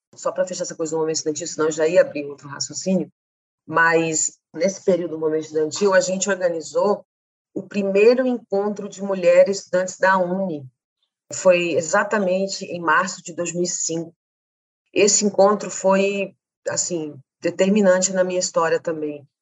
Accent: Campo Grande, Mato Grosso do Sul, Brazil; Eu nasci em Campo Grande, Mato Grosso do Sul

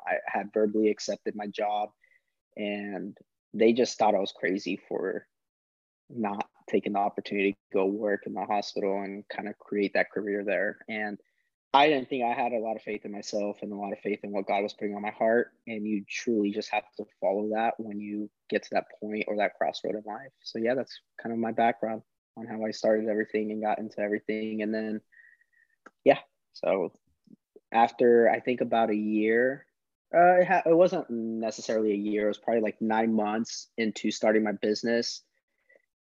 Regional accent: Springfield, Missouri, United States; also born or lived in California; I was born in California, but was grown and raised there in Springfield, Missouri for 15 years

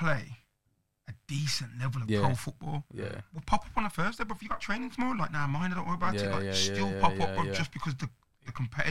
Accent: Birmingham, West Midlands, United Kingdom; I grew up and lived in Ladywood.

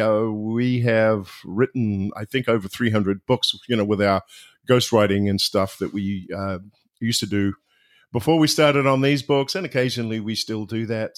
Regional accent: just outside of Wellington, New Zealand; moved away as an adult; now in Orlando, United States; I'm originally from New Zealand, uh, but now live in uh, Orlando, Florida

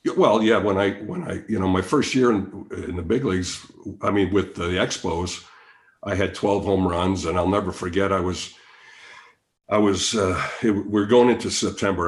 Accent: Chicago, Illinois, United States; I'm from Chicago

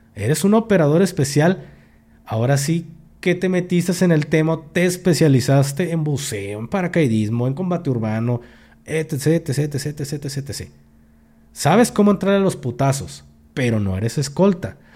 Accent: Jalisco, Mexico; aquí en Jalisco, ojo, yo hablo de mi rancho, de aquí de mi pueblo, aquí en Jalisco

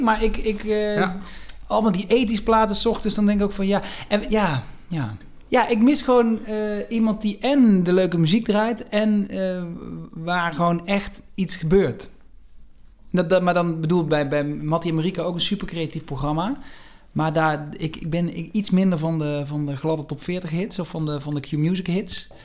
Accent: Venlo, Limburg, Netherlands; accent: soft G; ik in mijn geboortestad uh, Prins Carnaval werd

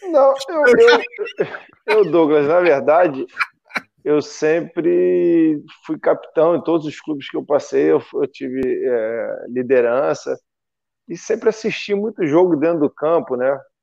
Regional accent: Brazil; sou brasileiro

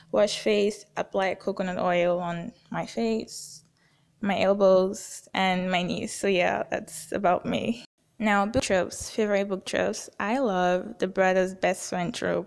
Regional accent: Nigeria; I'm from Nigeria, somewhere in West Africa

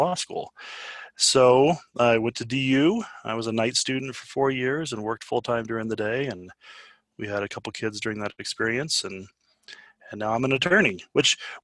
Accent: Aurora, Colorado, United States; I'm an Aurora kid.

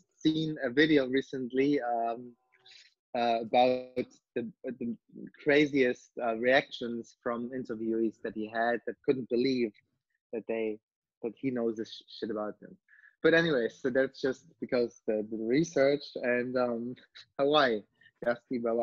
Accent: East Germany, Germany; also born or lived in Berlin; I'm born and raised in East Germany

